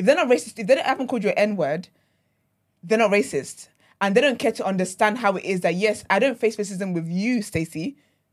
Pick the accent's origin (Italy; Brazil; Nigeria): Nigeria; now in England, United Kingdom; I grew up in Nigeria and then I moved here